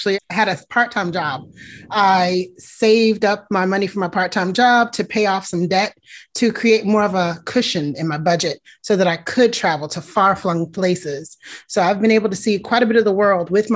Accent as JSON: {"language": "English", "town": "Miami", "region": "Florida", "country": "United States", "moved": "yes", "lives_now": "Washington, D.C. area, United States", "said": "I'm originally from Miami, Florida"}